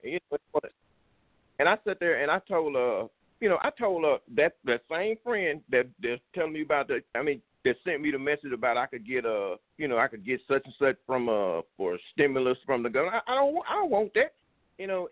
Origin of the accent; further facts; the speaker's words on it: Louisiana, United States; I grew up in Louisiana